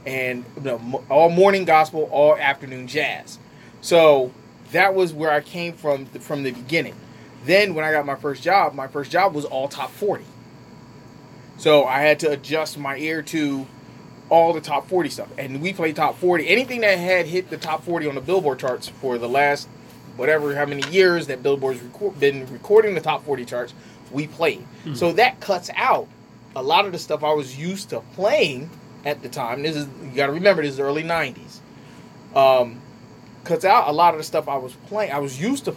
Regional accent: Trenton, New Jersey, United States; moved away as an adult; also born or lived in Plymouth, North Carolina; I was born and raised in Trenton. Mm-hmm. Well, between Trenton and White City. So Trenton born.

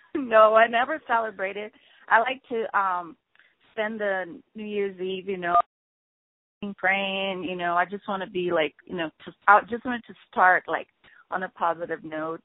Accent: Rio de Janeiro, Brazil; now in United States; representing Brazil because that's you know where I'm from, um, from Rio de Janeiro

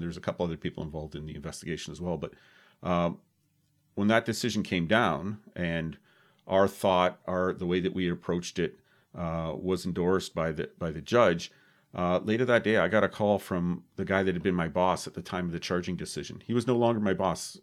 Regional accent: Oakville, Ontario, Canada; we're both from Oakville

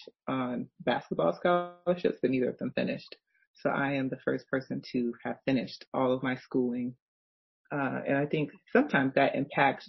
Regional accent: United States; I'm African American

